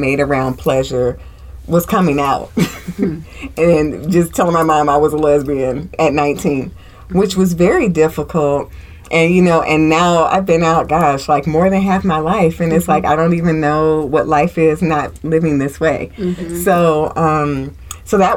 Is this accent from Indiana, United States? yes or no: yes; Indiana, United States; moved away; when I was growing up in Indiana, you know, because we were just all very integrated in my hometown